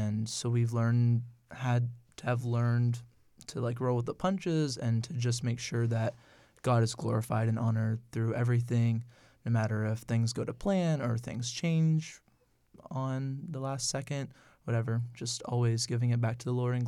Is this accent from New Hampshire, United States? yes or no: no; Martinsburg, Pennsylvania, United States; I am from Martinsburg, Pennsylvania.